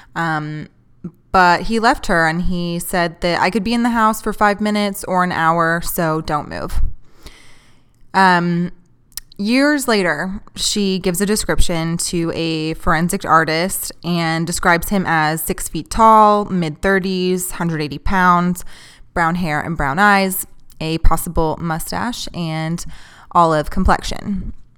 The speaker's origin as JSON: {"language": "English", "region": "Texas", "country": "United States", "tie": "born or raised there", "said": "I'm not a huge fan of Texas. I've lived here my whole life"}